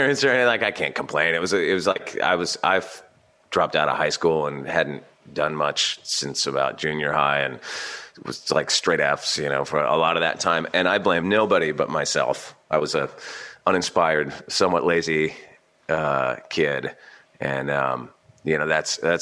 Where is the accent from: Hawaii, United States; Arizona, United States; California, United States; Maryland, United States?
California, United States; Santa Barbara; moved away; growing up in Santa Barbara, I had this kind of chip on my shoulder